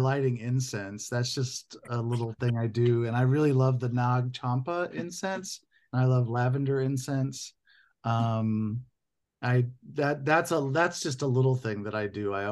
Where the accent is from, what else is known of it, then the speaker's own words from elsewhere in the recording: Indiana, United States; now in Southern California, United States; I grew up in Indiana